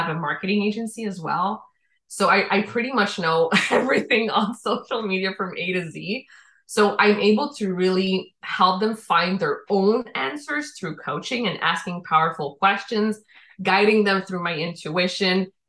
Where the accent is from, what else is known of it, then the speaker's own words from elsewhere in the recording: Quebec, Canada; accent: Quebecois French; also born or lived in Dominican Republic; I was born in the Dominican Republic. My father is French Canadian. He met my mom in DR. They made me. I was 1 year old when we came to Quebec.